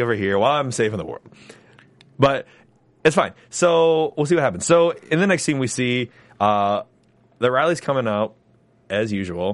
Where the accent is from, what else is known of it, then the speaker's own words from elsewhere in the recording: Ohio, United States; from Dayton, Ohio, my hometown, Ohio